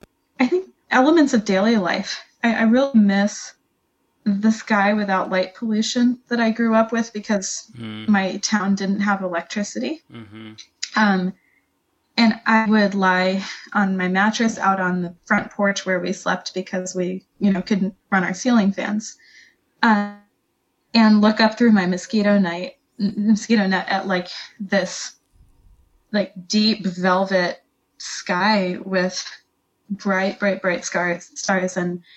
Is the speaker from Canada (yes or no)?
no; Niger; now in United States; But I grew up in West Africa in Niger Republic.